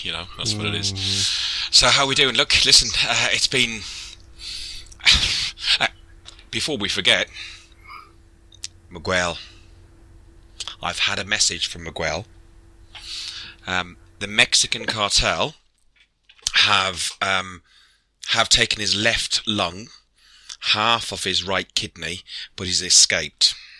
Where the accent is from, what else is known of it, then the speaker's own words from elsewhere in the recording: Ireland; Me, I'm Irish, so just working out.